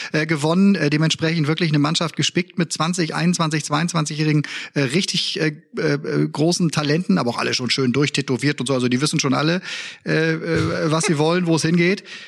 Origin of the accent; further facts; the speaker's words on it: Bremen, Germany; als Bremer